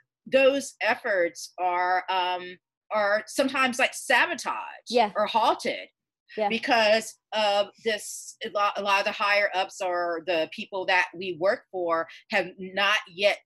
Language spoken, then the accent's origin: English; Georgia, United States; I'm born and raised in Georgia